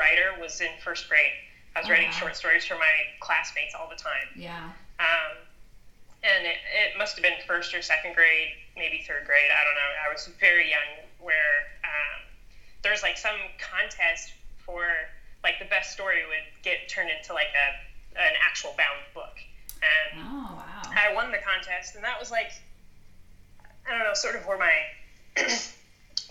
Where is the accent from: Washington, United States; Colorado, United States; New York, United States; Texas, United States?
Colorado, United States; Monument; moved away as an adult; also born or lived in San Diego, California; I found a job at a production company here in my hometown, Monument, Colorado